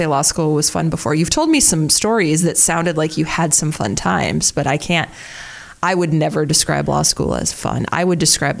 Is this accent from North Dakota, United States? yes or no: yes; Fargo, North Dakota, United States; moved away as an adult; now in Omaha, United States; I'm from Fargo. Yeah, I haven't lived in Fargo since I graduated from high school. Well, I lived in Fargo during that time between law school and college for a short bit